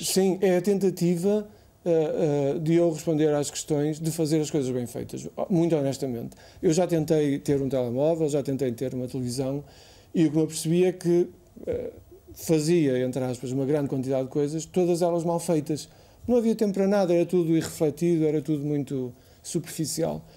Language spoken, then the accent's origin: Portuguese; Póvoa de Varzim, Norte, Portugal; moved away as an adult; also born or lived in Lisbon; eu nasci em, na Pova, a Ergivai, na Pova de Varzim, e estudei eh, na primária em Argivai, na escola, na, no liceu, na escola secundária eh, essa de Queiroz